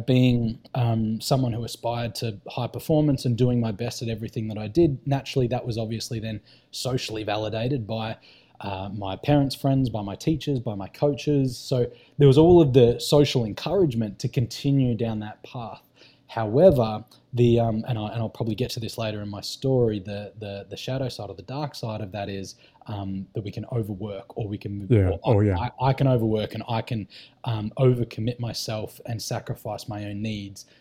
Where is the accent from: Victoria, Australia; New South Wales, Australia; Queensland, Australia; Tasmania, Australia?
Victoria, Australia; country; So I grew up in country Victoria. So the most southeastern state of mainland Australia. And I grew up in a little country town of about 7,000 people.